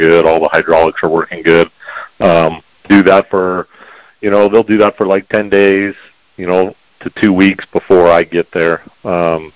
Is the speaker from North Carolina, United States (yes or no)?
no; Prescott, Arizona, United States; also born or lived in Chino Valley, Arizona; I was born and raised here in Prescott, Arizona